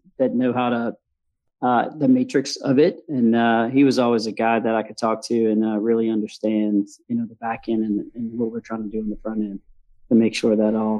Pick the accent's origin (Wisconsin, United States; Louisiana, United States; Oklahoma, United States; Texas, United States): Louisiana, United States; Baton Rouge; I'm from Baton Rouge, Louisiana